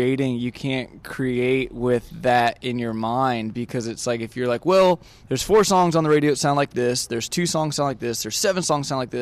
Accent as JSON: {"language": "English", "country": "United States", "said": "we are from the United States, we're from Tennessee, Kentucky, and Georgia. Like, what we know and what we can talk about is our growing up"}